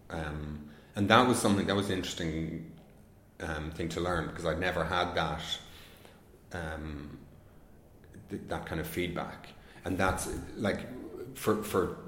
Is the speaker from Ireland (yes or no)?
yes; Ireland; being an Irish filmmaker